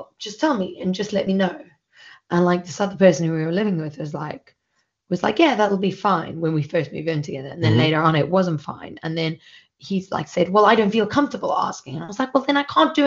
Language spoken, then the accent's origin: English; South Africa; moved away; I'm South African and we're just known for being arseholes.